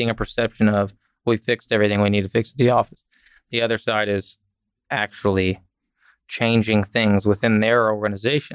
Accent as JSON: {"language": "English", "town": "Fort Worth", "region": "Texas", "country": "United States", "tie": "born or raised there", "said": "I grew up in Fort Worth"}